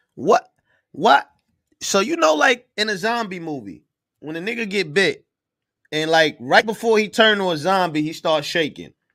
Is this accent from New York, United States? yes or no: yes; New York City, New York, United States; I'm from Brooklyn